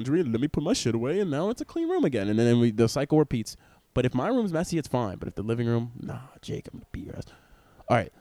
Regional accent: Stony Brook, New York, United States; I grew up in Stony Brook, a privileged white neighborhood.

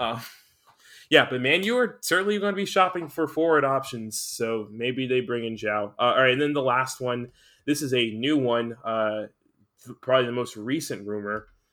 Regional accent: United States; being American

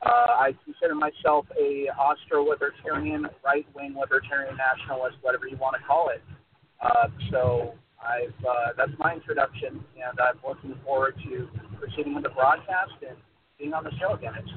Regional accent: United States; also born or lived in California; Well, I'm an American.

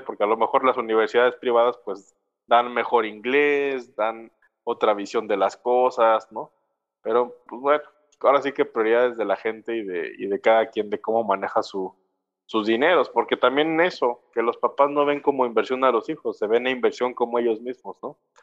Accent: Mexico; así somos nosotros los mexicanos

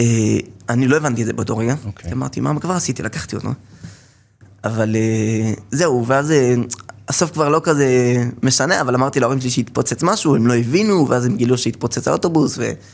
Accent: Safed, Northern District, Israel; נולדתי בצפת, למשפחה של 12 אה, ילדים

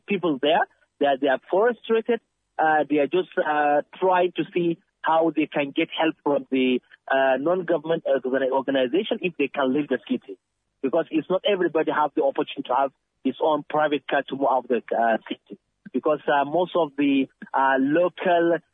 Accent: Nigeria; moved away as an adult; now in Turkey; I'm a Nigerian, but I live in Turkey for the past 12 years

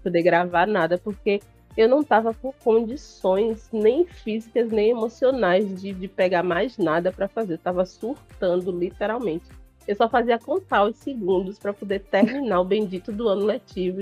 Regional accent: Salvador, Bahia, Brazil; eu sou do Nordeste, eu sou de Salvador

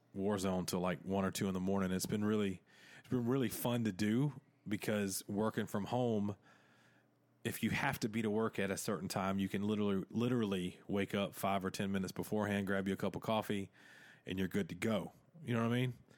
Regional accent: the South, United States; accent: Southern; I sound straight, uh, like I am from the South, huh? Of, uh, America.

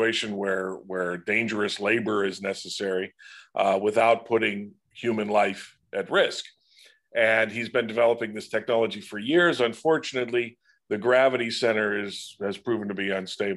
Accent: Pittsburgh, Pennsylvania, United States; born and raised in Pittsburgh

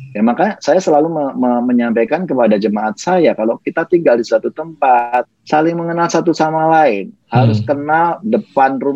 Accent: Special Region of Yogyakarta, Indonesia; saya ini kan dari paling tidak dari kampung saya saya orang hmm. Jogja

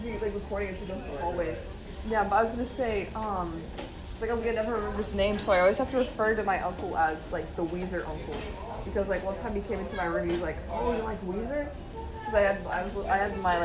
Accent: the South, United States; accent: Southern; I sound so Southern.

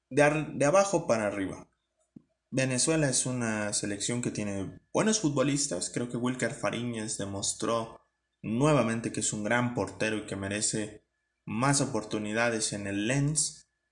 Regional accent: Mexico; ya no hablo tanto como mexicano

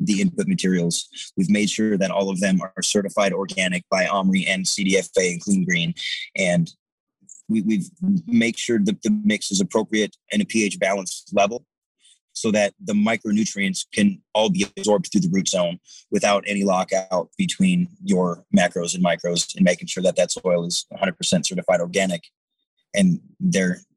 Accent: Detroit, Michigan, United States; I grew up in Detroit, Michigan, and we had a beautiful wooded area just down the block from my house

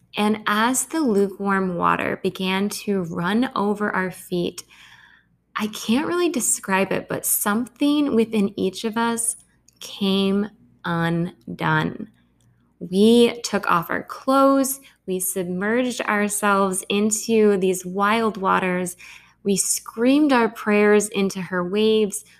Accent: Grand Rapids, Michigan, United States; also born or lived in India; this was my first winter back in my hometown. My hometown tends to be a really sensitive place of undertow for me.

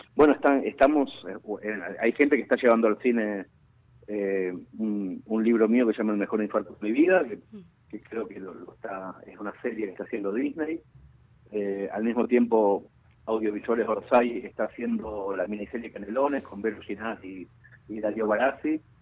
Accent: Mercedes, Buenos Aires Province, Argentina; en mi pueblo natal y en mi barrio

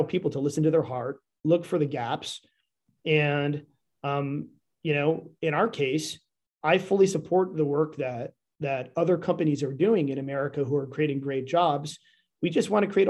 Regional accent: Northern Illinois, United States; also born or lived in Texas / New York; now in Northwest Arkansas, United States; When I grew up in Northern Illinois, I'll tell you, we were right on the Wisconsin border in the middle of nowhere

